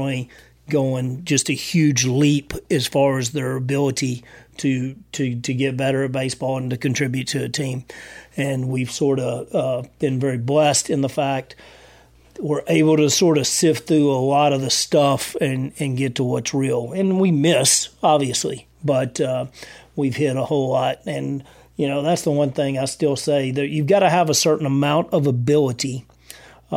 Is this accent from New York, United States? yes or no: no; Texas, United States; now in San Angelo, United States; I'm from Texas